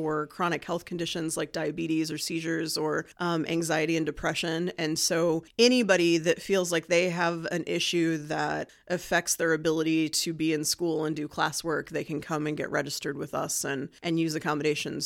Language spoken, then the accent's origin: English; Martinsville, Indiana, United States; moved away as an adult; also born or lived in Bloomington, Indiana; now in Muncie, United States; we moved to Martinsville for most of my growing up time